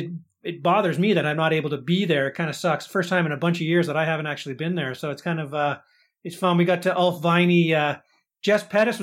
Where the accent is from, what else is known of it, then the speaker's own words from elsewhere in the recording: Canada; we're Canadian